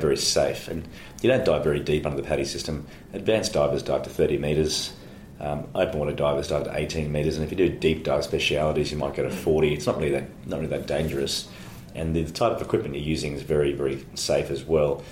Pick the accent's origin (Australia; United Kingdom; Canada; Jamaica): Australia; born or raised there; also born or lived in Johannesburg, South Africa